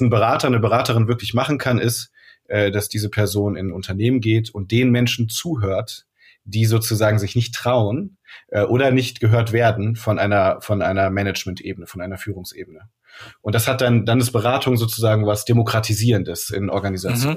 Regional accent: Rhineland, Germany; now in Hamburg, Germany; ich komme aus dem Rheinland

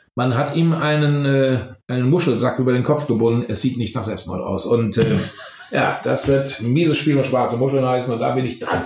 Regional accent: Germany; als Deutscher

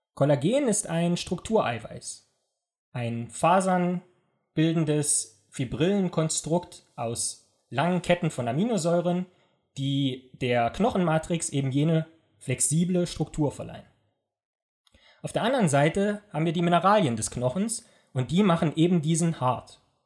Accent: East Germany, Germany; ich komme ja aus dem Osten

